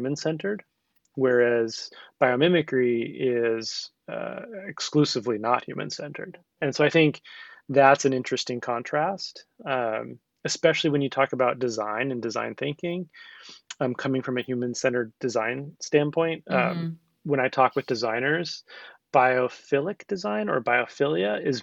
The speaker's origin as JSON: {"language": "English", "area": "the Northwest", "region": "Pacific Northwest", "country": "United States", "tie": "born or raised there", "said": "growing up in the Northwest"}